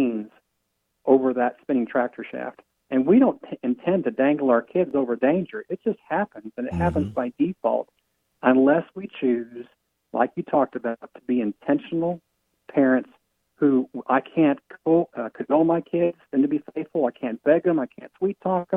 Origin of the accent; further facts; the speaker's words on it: Iowa, United States; I grew up in Iowa